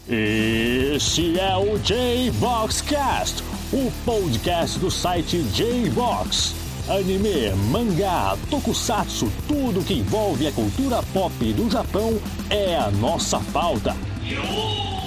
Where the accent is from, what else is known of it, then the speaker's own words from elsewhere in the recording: Brazil; nós brasileiros